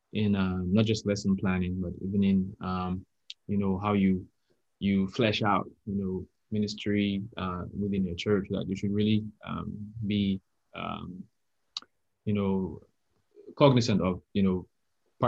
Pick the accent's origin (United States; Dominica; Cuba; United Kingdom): Dominica; I'm actually from Dominica, which is called the Nature Island of the Caribbean.